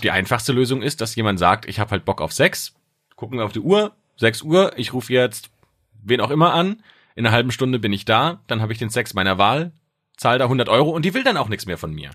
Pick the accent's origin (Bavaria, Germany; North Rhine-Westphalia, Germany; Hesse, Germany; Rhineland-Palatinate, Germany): Rhineland-Palatinate, Germany; Speyer; In meiner Heimatstadt in Speyer